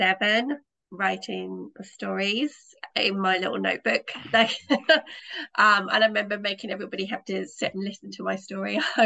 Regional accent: United Kingdom; accent: British; As you can guess from my accent, I'm a British writer.

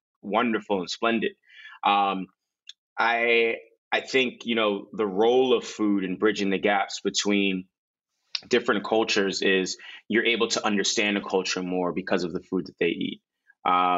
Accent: New York City, New York, United States; moved away; also born or lived in Nigeria / New Orleans; I grew up in the Bronx, which is a melting pot of so many different cultures. But I also lived in Nigeria. I lived in New Orleans

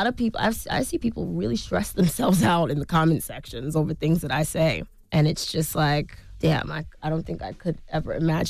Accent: Harlem, New York, United States; I don't agree that they should support me just because I'm from Harlem.

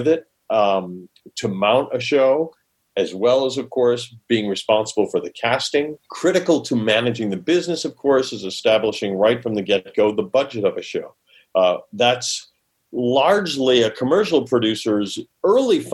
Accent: Rochester, New York, United States; moved away as an adult; also born or lived in Holland, Michigan / Charlottesville, Virginia; now in California, United States; growing up in Rochester, New York

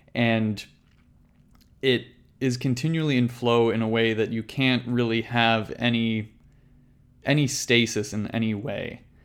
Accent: Canada; growing up in Canada, my dad every morning would make my brother and I wake up at six thirty to go play hockey

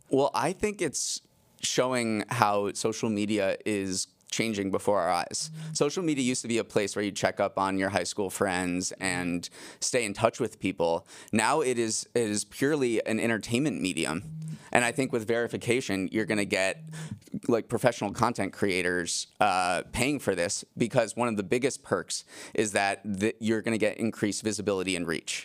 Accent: Massachusetts, United States; I grew up in Massachusetts and my neighbor had an ice rink in our backyard

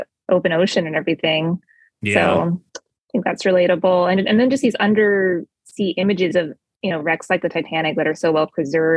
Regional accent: near Seattle, Washington, United States; I grew up near Seattle

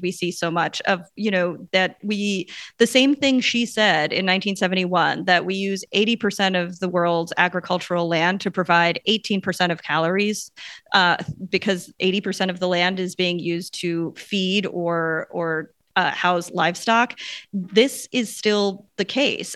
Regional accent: Long Island, Suffolk County, New York, United States; I grew up on Long Island in Suffolk County

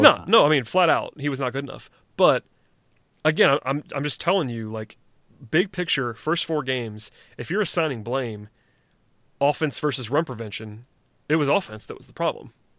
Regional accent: Gwinnett County, Georgia, United States; I'm from Gwinnett County and I watched Brian McCann play in high school. And I went to high school with Jeff Francoeur

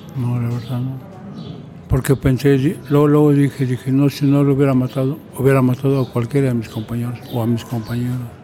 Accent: Mexico City, Mexico; yo que soy nativo de ahí

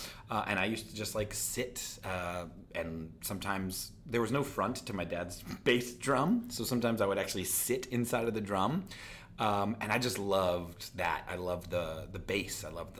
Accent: Pennsylvania, United States; also born or lived in Philadelphia; Born in Philly and then moved outside of it.

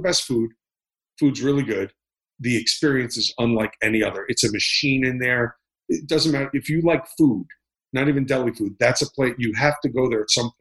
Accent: Miami Beach, Florida, United States; I grew up in Miami Beach, Florida

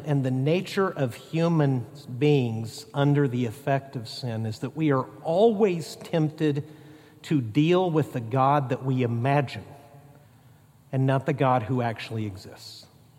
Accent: Mexico; For instance, growing up in Mexico, our family worked in cities, but we supported missionaries and occasionally met national Christians and helped train national pastors in the tribes of Mexico.

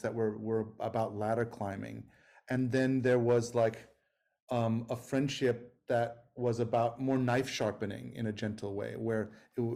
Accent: New York City, New York, United States; moved away as an adult; also born or lived in California; I grew up in New York in 80s, 90s

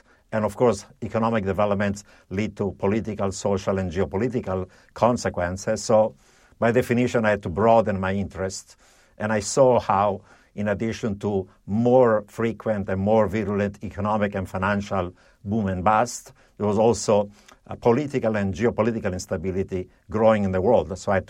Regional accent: Italy; also born or lived in Europe; First of all, I grew up in Italy and Europe, where in the 1970s there was actually a period of severe economic malaise, high inflation, double digits, and severe recession, stagflation.

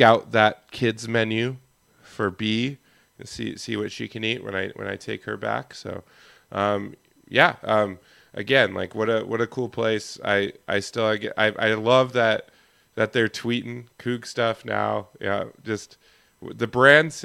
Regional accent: Yakima, Washington, United States; my hometown, Yakima

